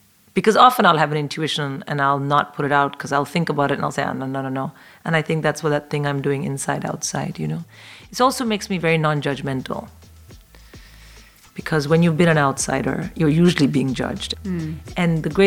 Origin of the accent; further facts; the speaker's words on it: India; moved away as an adult; now in London, United Kingdom; I'm a comic in London, and I was born and raised in India, but I've lived in London for 22 years